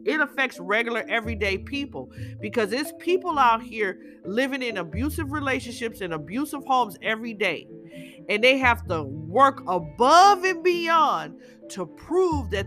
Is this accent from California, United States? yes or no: yes; California, United States; growing up in California